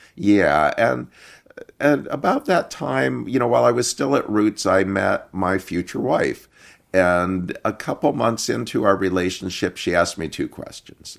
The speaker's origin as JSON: {"language": "English", "region": "Iowa", "country": "United States", "tie": "born or raised there", "also_born_or_lived": "Seattle", "moved": "as an adult", "said": "I grew up in Iowa in a family of Turkish, uh, American immigrants, and, um, moved to Seattle in nineteen eighty-eight."}